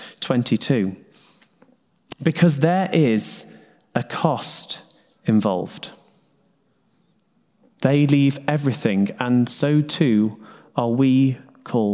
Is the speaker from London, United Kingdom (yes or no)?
no; Sheffield, Yorkshire and the Humber, United Kingdom; now in Newcastle upon Tyne, United Kingdom; I grew up in Sheffield